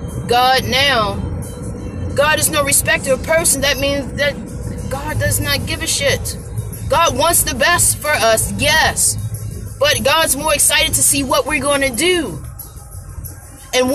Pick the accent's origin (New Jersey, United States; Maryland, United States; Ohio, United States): Maryland, United States; Baltimore; growing up where I grew up in Baltimore City, Maryland